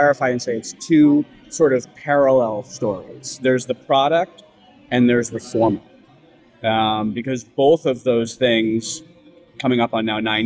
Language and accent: English; United States; also born or lived in San Francisco; Being American born to Greek parents, but raised in sort of a generation of people where everyone really was trying to sort of lean into the sort of American notion